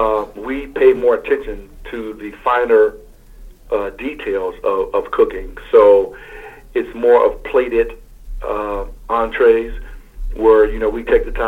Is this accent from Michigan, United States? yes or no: yes; Muskegon Heights, Michigan, United States; moved away; I'm originally from Muskegon Heights, Michigan